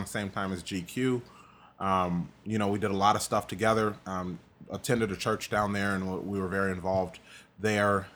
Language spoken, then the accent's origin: English; DeKalb, Illinois, United States; was born in DeKalb, Illinois. Mm-hmm. Um, born and raised.